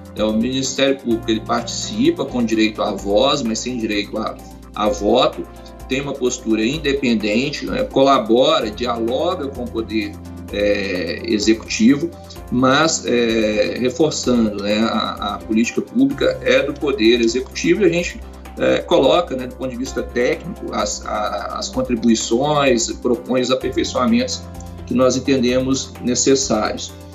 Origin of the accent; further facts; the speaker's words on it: Belo Horizonte, Minas Gerais, Brazil; also born or lived in Goiânia / Cipotânia; toda a minha família é, é mineira